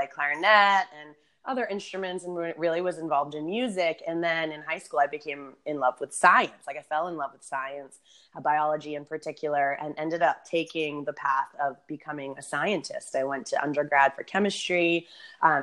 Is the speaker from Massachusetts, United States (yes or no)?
yes; Boston, Massachusetts, United States; moved away as an adult; also born or lived in San Diego; growing up in Boston and winters, like moving to San Diego felt like a dream